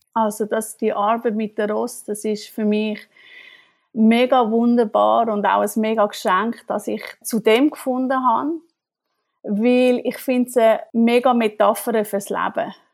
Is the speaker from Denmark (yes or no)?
no; Switzerland; moved away as an adult; now in Germany; als Schweizerin bin ich ein kleine Exotin